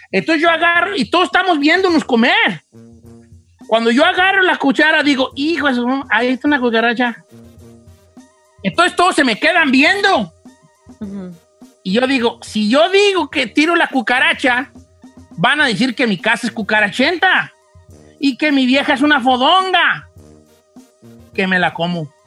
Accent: Mexico; moved away; also born or lived in Long Beach, California; como buen mexicano

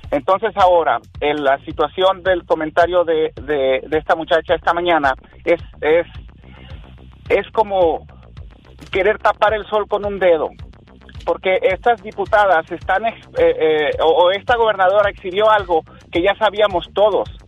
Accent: a town near Los Mochis, Sinaloa, Mexico; now in Arizona, United States; yo soy de un pueblo muy cercano a Los Mochis Sinaloa.

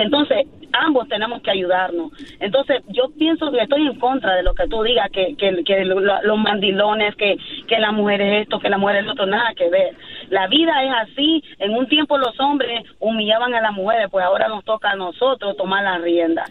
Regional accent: Nicaragua; yo soy de Nicaragua

